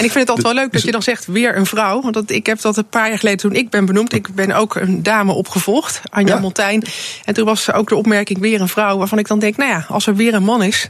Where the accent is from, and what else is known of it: Netherlands